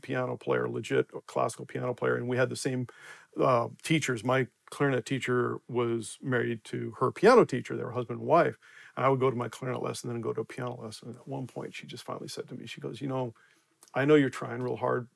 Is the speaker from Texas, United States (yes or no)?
no; Denver, Colorado, United States; moved away as an adult; also born or lived in West Coast; I grew up in Denver, actually. Moved to the West Coast after college.